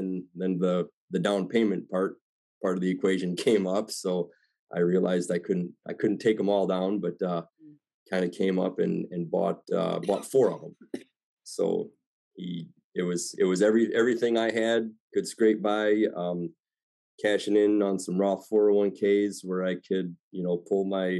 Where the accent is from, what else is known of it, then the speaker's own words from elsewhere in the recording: Illinois, United States; I'm from the Northern Illinois area, about 2 hours west of Chicago.